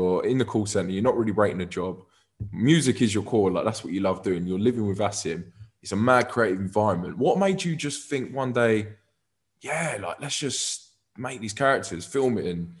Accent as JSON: {"language": "English", "area": "Kent", "region": "South East England", "country": "United Kingdom", "said": "I am from Kent, and obviously … That is, you know, I'm from Kent."}